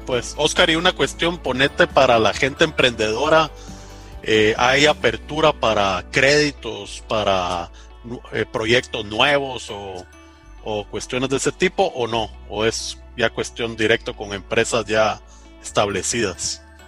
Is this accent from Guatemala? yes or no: yes; Guatemala; En el Roble, en Guatemala